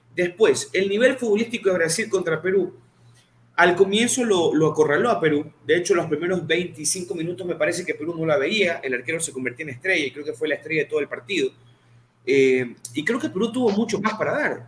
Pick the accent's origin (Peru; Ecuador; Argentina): Ecuador; Yo que soy ecuatoriano